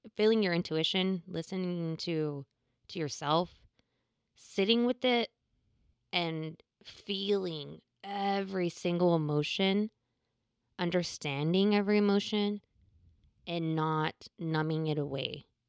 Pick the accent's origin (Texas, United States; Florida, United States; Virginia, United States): Texas, United States; I'm from Texas.